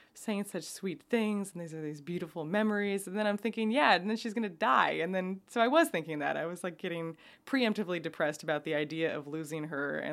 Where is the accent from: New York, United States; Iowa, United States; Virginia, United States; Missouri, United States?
New York, United States; also born or lived in Oakland, California; now in California, United States; I'm from New York